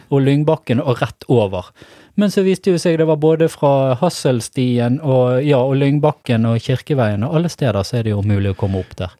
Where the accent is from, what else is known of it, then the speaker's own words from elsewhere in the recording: Stamerbakken, Vestland, Norway; jeg vokste opp i Stamerbakken